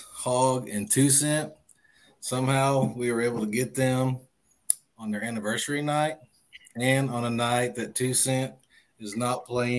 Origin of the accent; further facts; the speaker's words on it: Mesquite, Texas, United States; also born or lived in Dallas, Texas / Denton, Texas; Dallas, Texas. Born in Dallas, Texas. Lived in Mesquite my whole life, and went to college in Denton and stuck around Denton after I graduated. So 43 years old today. Not today, but 43 years old